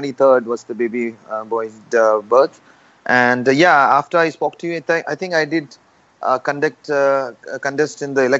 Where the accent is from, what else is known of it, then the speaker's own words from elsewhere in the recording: Kerala, India; I'm from Kerala, which a lot of people know the most of the Olympians are from Kerala.